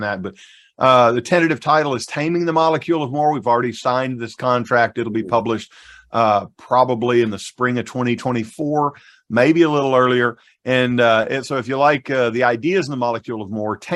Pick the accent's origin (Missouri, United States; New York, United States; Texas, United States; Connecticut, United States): Missouri, United States; Southeast; I was raised in Southeast Missouri in the rural South, far from any city.